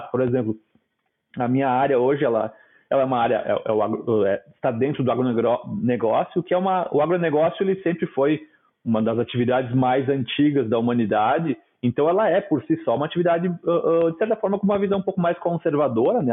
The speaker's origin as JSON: {"language": "Portuguese", "town": "Nova Prata", "region": "Rio Grande do Sul", "country": "Brazil", "said": "sou do interior do Rio Grande do Sul, da Serra, de Nova Prata"}